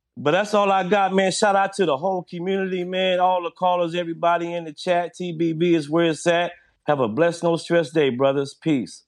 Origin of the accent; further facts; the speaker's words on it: Southern California, United States; I'm from Southern